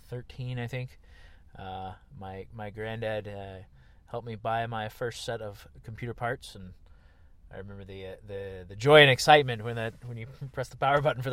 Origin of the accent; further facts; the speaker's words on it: Macon, Georgia, United States; moved away as an adult; now in Los Angeles, United States; there is an Air Force base about 20 miles from Macon, which also happened to be my hometown.